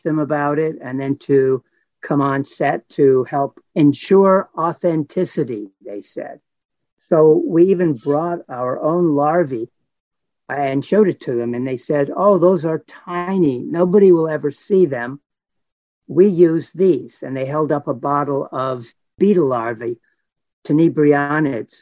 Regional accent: Los Angeles, California, United States; I was born and raised in Los Angeles

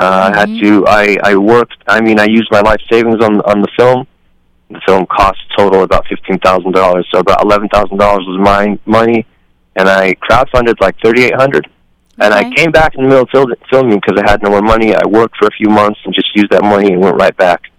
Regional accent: United States; also born or lived in Libya; I was born and raised here

